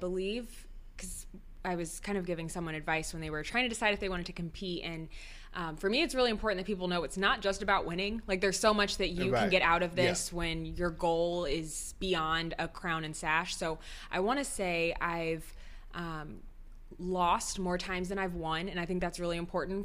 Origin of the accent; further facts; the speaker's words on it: Indianapolis, Indiana, United States; now in Bloomington, United States; I'm from Indianapolis and live in Bloomington